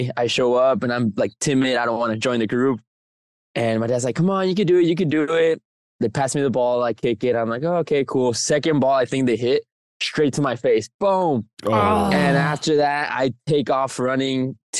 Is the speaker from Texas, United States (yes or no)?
yes; El Paso, Texas, United States; El Paso, Texas, born and raised